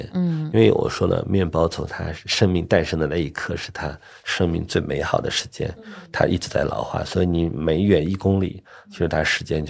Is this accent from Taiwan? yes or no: no; Northwest China, China; 我们西北人一定要加醋的，